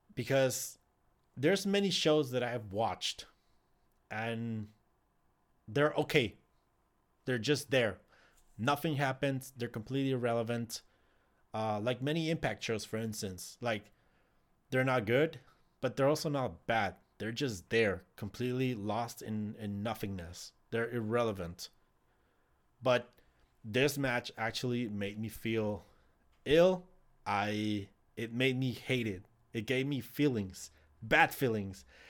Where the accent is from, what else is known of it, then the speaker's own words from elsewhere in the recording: Ciudad Juárez, Chihuahua, Mexico; I am from Ciudad Juarez